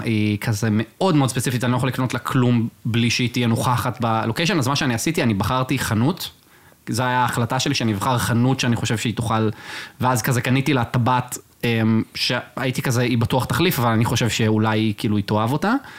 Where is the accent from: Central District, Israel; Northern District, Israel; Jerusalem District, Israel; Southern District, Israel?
Central District, Israel; Rosh HaAyin; now in Tel Aviv, Israel; אני מראש עין במקור, אני ומיקי